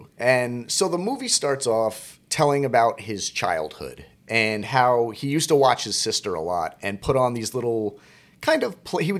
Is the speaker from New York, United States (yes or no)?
yes; New York City, New York, United States; I grew up in New York.